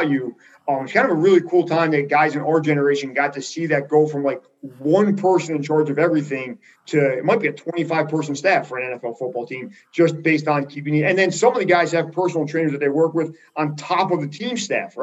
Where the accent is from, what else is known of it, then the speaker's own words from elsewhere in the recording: Jersey Shore, New Jersey, United States; I'm from the Jersey Shore where J.R. Smith is from.